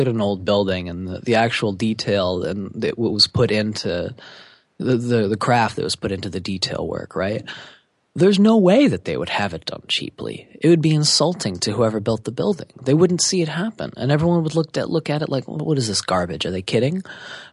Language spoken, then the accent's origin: English; New York City, New York, United States; So I grew up in New York City. I grew up specifically in Manhattan, moving around a lot.